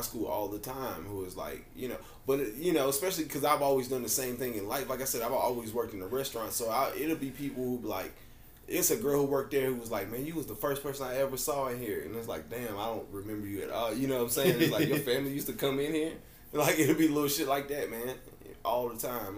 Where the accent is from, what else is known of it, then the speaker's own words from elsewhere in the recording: Nashville, Tennessee, United States; I grew up out in Bellevue